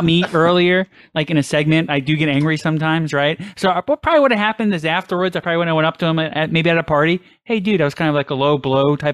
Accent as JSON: {"language": "English", "town": "New York City", "region": "New York", "country": "United States", "tie": "born or raised there", "said": "growing up in New York"}